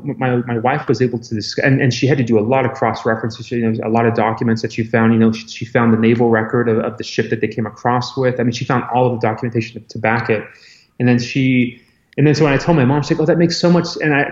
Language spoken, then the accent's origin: English; Scranton, Pennsylvania, United States; born there; So I was born in Scranton, Pennsylvania, home of the office.